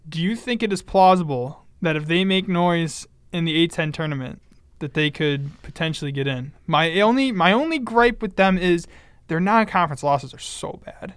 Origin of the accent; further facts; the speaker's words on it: Buffalo, New York, United States; I'm from Buffalo